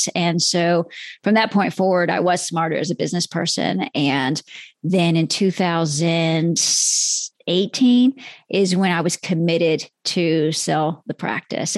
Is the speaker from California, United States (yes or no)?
no; Texas, United States; I'm from Texas